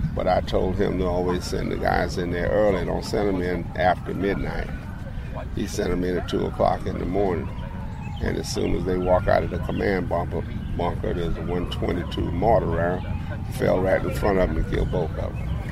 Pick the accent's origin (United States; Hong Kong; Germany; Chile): United States; South Carolina; I was born in South Carolina